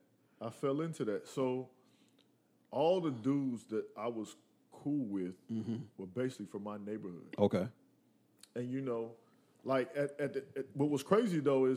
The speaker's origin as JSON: {"language": "English", "town": "Willow Springs", "country": "United States", "said": "we're all from Willow Springs. And it wasn't that we were even trying to be popular. Like, what was funny is that we were just a bunch of dudes that were from the same neighborhood"}